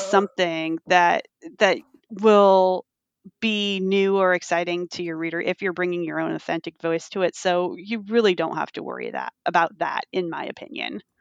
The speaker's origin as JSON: {"language": "English", "region": "California", "country": "United States", "said": "as a Californian"}